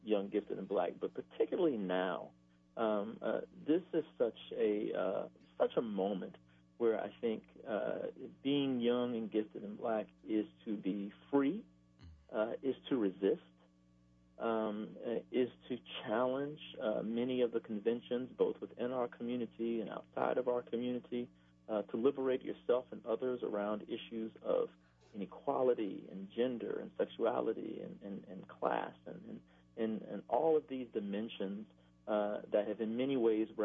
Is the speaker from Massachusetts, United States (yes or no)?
no; Baton Rouge, Louisiana, United States; I'm a Baton Rouge native